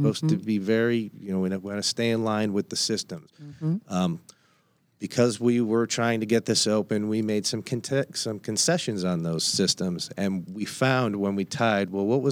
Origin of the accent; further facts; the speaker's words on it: Northeast, United States; I come from the Northeast